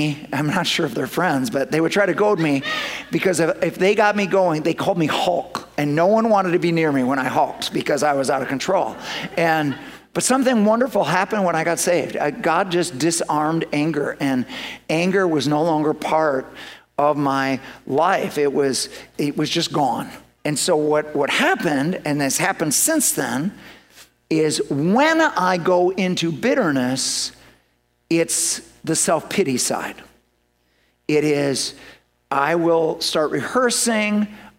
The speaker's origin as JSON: {"language": "English", "country": "Ireland", "said": "So, I'm Irish."}